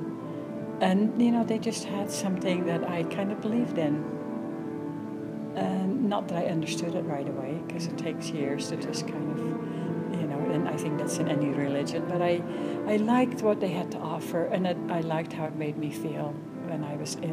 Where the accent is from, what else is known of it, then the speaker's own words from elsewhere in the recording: Netherlands; English is a second language; moved away as an adult; now in Salt Lake City, United States; I am originally from the Netherlands and came over to the United States